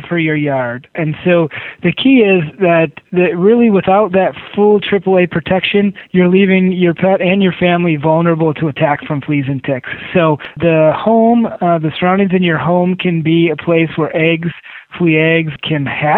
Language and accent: English; Michigan, United States; moved away as an adult; also born or lived in New England; when I was growing up in Michigan